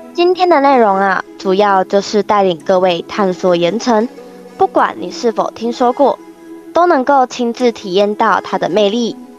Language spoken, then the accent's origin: Chinese; Kaohsiung, Taiwan; 我们都是来自高雄市三明家商观光科的学生